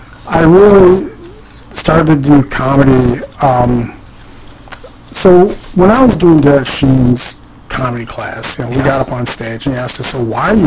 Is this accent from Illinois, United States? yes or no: yes; Central Illinois, United States; moved away as an adult; also born or lived in Chicago; now in Seattle, United States; I come from Central Illinois, which is a pretty conservative.